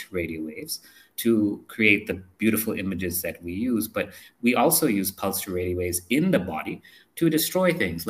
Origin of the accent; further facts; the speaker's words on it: India; moved away; also born or lived in United States; I came here because I wanted to serve the country. I wanted to make things better for my fellow Indian.